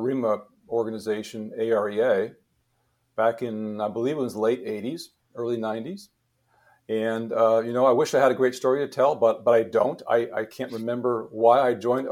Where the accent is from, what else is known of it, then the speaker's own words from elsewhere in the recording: Montana, United States; I'm originally from Montana. Yeah, I grew up there